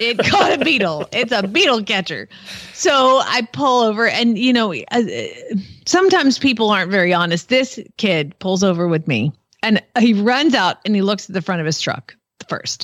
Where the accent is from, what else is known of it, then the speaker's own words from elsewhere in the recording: Georgia, United States; moved away; I'm from Georgia